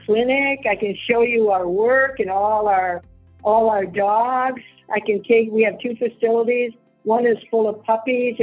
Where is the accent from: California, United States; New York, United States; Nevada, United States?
Nevada, United States; Las Vegas; now in Monterrey, Mexico; I'm from Vegas.